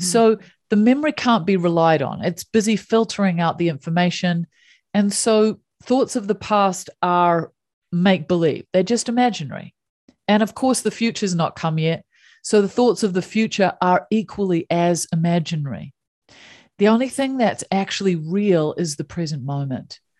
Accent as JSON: {"language": "English", "country": "New Zealand", "tie": "born or raised there", "said": "So I grew up in New Zealand"}